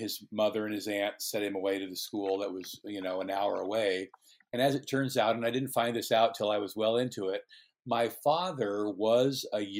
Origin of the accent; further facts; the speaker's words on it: San Rafael, California, United States; I grew up, I was born in San Rafael, California, in 1955.